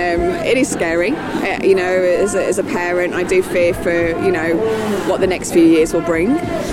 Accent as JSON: {"language": "English", "country": "United Kingdom", "moved": "yes", "lives_now": "Sydney, Australia", "said": "I'm originally from the UK."}